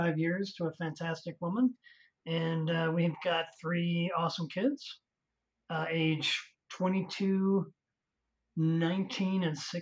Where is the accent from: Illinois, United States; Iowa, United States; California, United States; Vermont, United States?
Illinois, United States; Chicago; moved away as an adult; also born or lived in Las Vegas, Nevada; I'm from the Chicago area, and I went to Oak Park River Forest High School